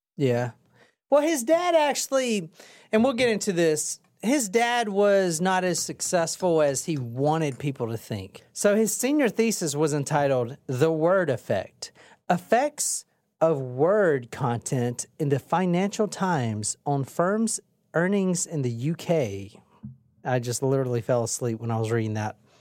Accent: Gilbert, Arizona, United States; I grew up in Gilbert

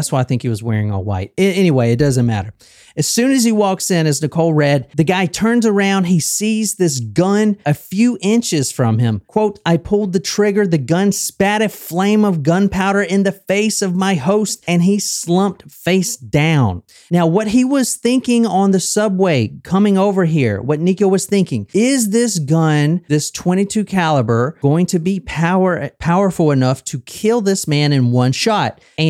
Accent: Easley, South Carolina, United States; Like a fucking redneck. Like, I'm from Easley, South Carolina.

